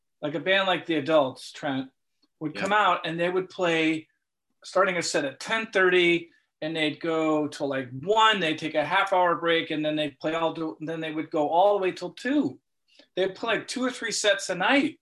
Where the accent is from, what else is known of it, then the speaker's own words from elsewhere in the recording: Cleveland, Ohio, United States; I'm from Cleveland.